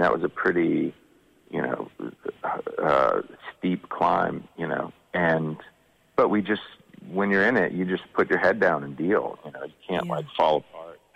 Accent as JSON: {"language": "English", "region": "Georgia", "country": "United States", "tie": "born or raised there", "said": "growing up in Georgia"}